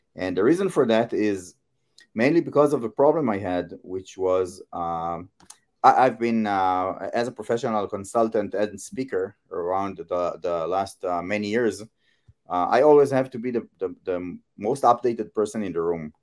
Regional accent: Israel; I come from Israel and in my local market, I, uh, I teach user experience

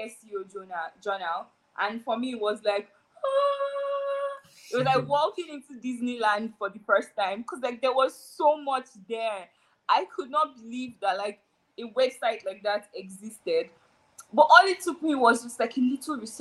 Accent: Nigeria; I'm Nigerian, and I'm Yoruba

